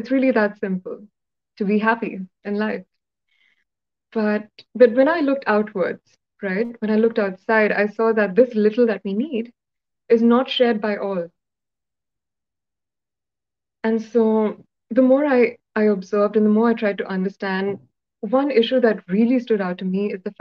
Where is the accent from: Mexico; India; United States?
India; Hyderabad, Telangana; first language Telugu; English is a second language; my little world in Hyderabad, my hometown